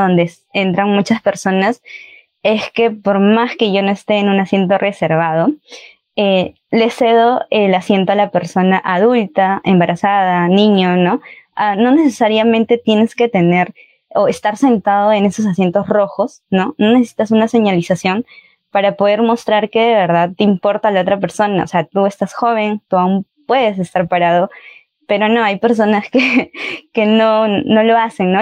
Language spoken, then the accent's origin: Spanish; Peru; also born or lived in Chile